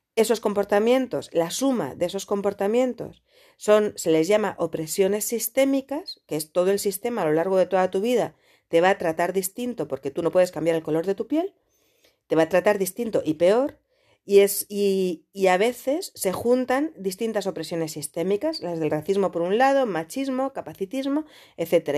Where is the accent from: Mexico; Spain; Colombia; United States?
Spain; yo soy española